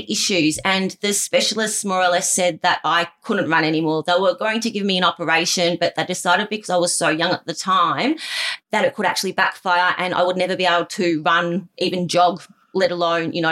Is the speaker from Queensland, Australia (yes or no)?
no; Melbourne, Victoria, Australia; We grew up in Broadmeadows. So, a town outskirts of Melbourne.